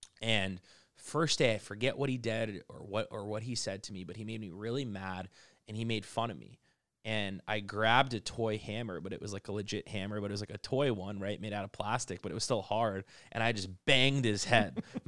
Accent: United States; I'm an Arab. I grew up in the United States, and I went to school during 9/11.

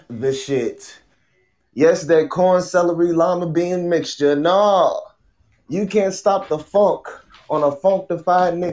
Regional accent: Newport News, Virginia, United States; I am from Virginia, uh, 757 Newport News

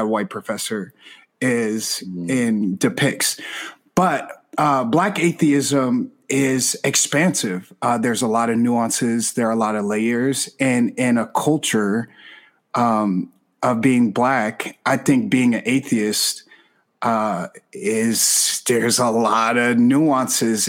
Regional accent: Chicago, Illinois, United States; moved away; I'm from Chicago originally

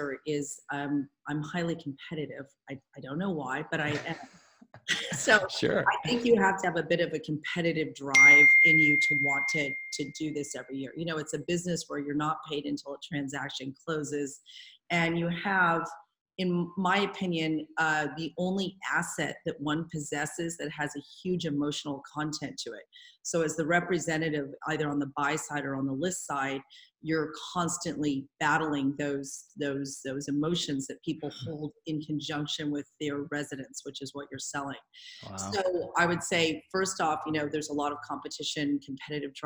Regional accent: Marin County, California, United States; I grew up in Marin County. I know a lot of people here.

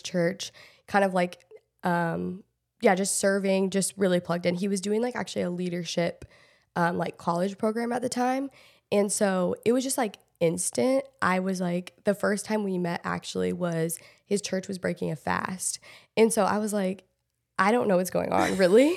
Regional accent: Portland, Oregon, United States; moved away as an adult; also born or lived in Los Angeles / Texas / Michigan; I grew up in Portland, like, Portland area, Oregon

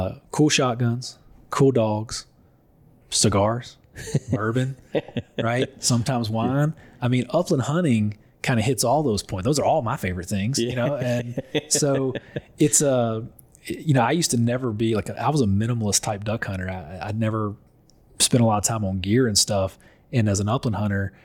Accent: North Louisiana, United States; I grew up in North Louisiana.

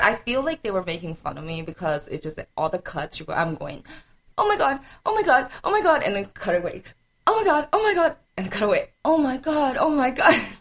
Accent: South Carolina, United States; also born or lived in Atlanta; I have three older brothers and I'm from South Carolina

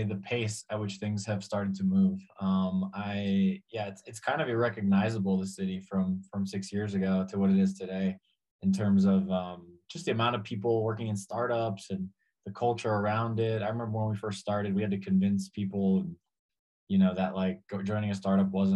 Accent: Hudson County, New Jersey, United States; moved away as an adult; also born or lived in Argentina / Spain / Mexico City; now in Mexico; I grew up in Hudson County, New Jersey, was very, very Latino to begin with.

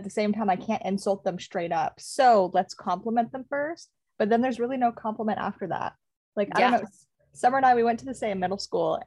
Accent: outside Dubrovnik, Dubrovnik-Neretva County, Croatia; I come from Yugoslavia

